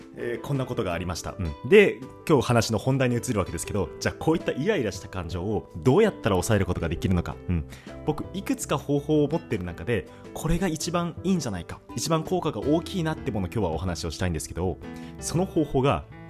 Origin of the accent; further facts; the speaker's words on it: Hokkaido, Japan; moved away; 僕、あの、北海道出身なんですけど